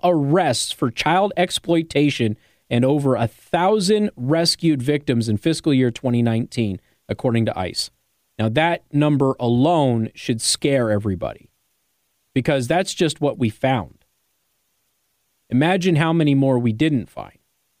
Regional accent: Southwest, United States; maybe it's because I come from the Southwest, and where I'm from, this is a regular occurrence

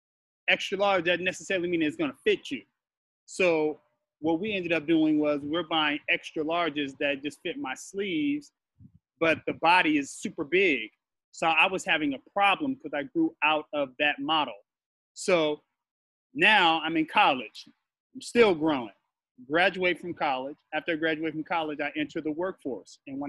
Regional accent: Los Angeles, California, United States; also born or lived in Culver City / Altadena / Pasadena; I was born in Culver City, raised in Los Angeles and Altadena and Pasadena

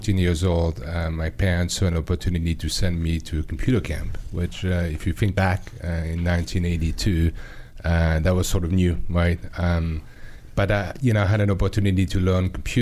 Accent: Lausanne, Vaud, Switzerland; moved away; I was born in Switzerland in a city called Lausanne

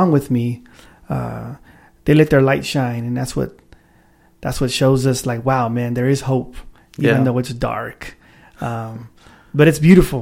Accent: Sacramento, California, United States; Born and raised in South Sacramento

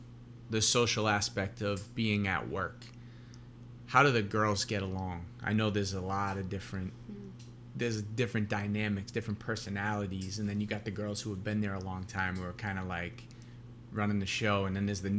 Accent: Boston, Massachusetts, United States; now in Miami, United States; I grew up in Boston.

